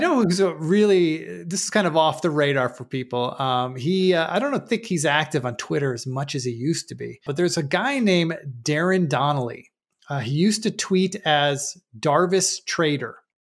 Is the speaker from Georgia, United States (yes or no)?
no; Buffalo, New York, United States; moved away; also born or lived in Chicago, Illinois; I'm originally from Buffalo, New York, for those who don't know, but, uh, but I lived in Chicago for ten years